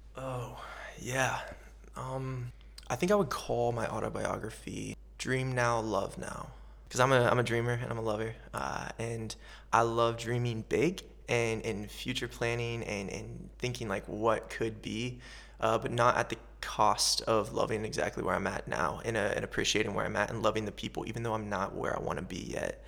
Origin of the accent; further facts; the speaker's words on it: central Ohio, United States; moved away as an adult; also born or lived in Los Angeles, United States; I was born and raised in a little farm town in central Ohio.